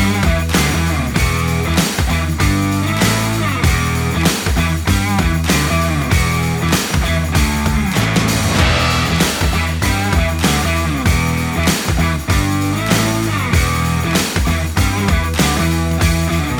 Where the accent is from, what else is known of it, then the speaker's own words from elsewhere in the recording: United States; accent: American; my American accent